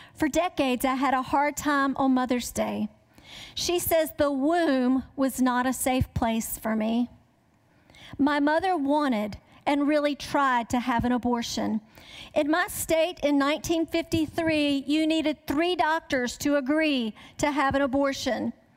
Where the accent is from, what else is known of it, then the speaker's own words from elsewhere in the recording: the South, United States; I grew up in the South